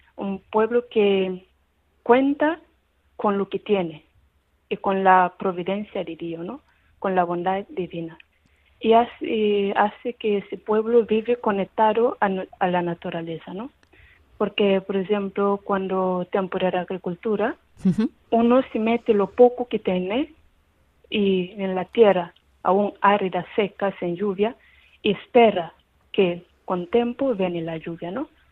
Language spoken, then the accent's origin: Spanish; Cape Verde